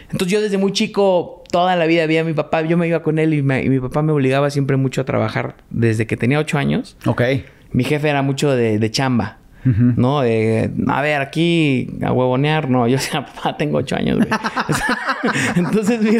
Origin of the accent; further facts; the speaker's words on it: Mexico; also born or lived in Boston, United States; toda mi vida viví aquí en México.